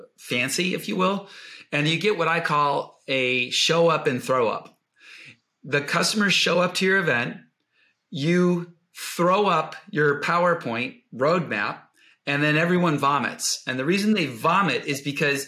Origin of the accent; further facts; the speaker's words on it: Buffalo, New York, United States; I grew up in Buffalo, New York